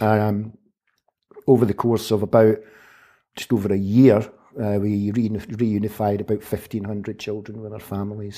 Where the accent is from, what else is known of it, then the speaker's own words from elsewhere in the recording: Glasgow, Scotland, United Kingdom; I was born in nineteen fifty-nine in Glasgow, where, uh, I grew up, where I, I went to school, both to primary